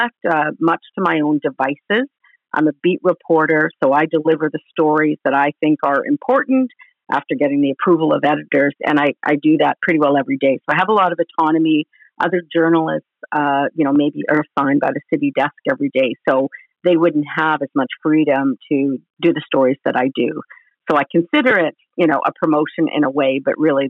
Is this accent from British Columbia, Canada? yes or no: yes; Vancouver Island, British Columbia, Canada; also born or lived in London, Ontario; I grew up on Vancouver Island here in BC